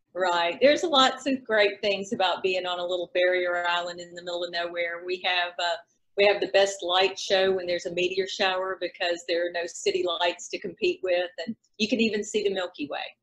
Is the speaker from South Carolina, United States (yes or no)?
yes; South Carolina, United States; now in Alabama, United States; I've been in Alabama for 20 years, but okay. I, I, grew up in South Carolina, so that's responsible for most of my accent.